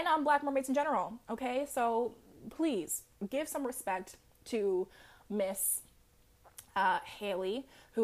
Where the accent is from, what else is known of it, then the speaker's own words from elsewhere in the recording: Jamaica; I'm Jamaican.